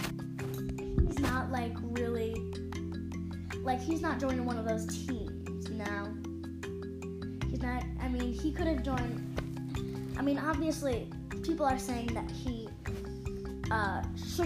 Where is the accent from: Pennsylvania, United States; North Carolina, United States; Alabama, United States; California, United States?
Pennsylvania, United States; Philadelphia; as a Philadelphian